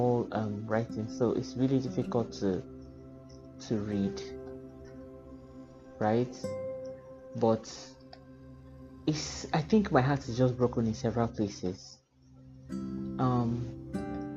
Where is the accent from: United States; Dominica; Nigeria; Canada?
Nigeria; as a human being living in Nigeria and as a Nigerian